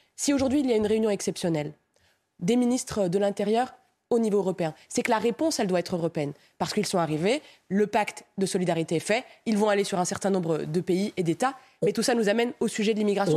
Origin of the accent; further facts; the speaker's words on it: Romorantin, Centre-Val de Loire, France; also born or lived in Morocco (parents); now in Nantes, France; Je suis né à Romorantin. Mes parents euh, étaient marocains, ils sont nés au Maroc